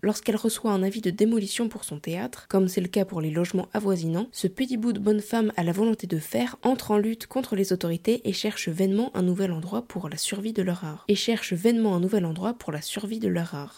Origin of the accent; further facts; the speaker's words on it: Metz, Grand Est, France; moved away; je suis né à Metz et j'ai fait les beaux-arts de Metz là-bas pendant, 6 six ans.